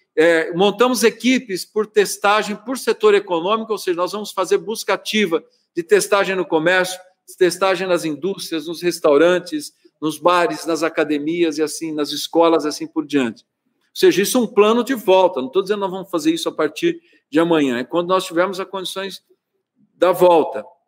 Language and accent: Portuguese; Araraquara, São Paulo, Brazil; eu não sou nascido em Araraquara, mas sou criado em Araraquara desde os seis anos de idade, sendo prefeito da cidade que me viu crescer